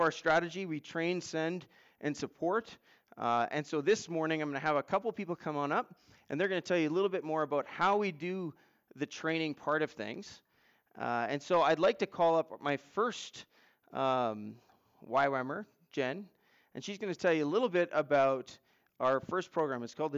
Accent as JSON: {"language": "English", "region": "Manitoba", "country": "Canada", "tie": "born or raised there", "moved": "yes", "lives_now": "Turner Valley, Canada", "said": "I'm from originally from Manitoba, but have been in the Turner Valley area actually longer than I was growing up in Manitoba"}